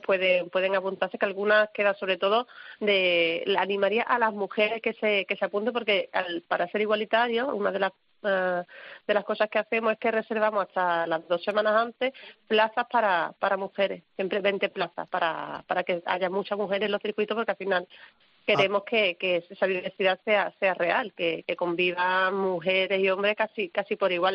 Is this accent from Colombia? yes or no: no; Andalusia, Spain; nosotros que somos andaluces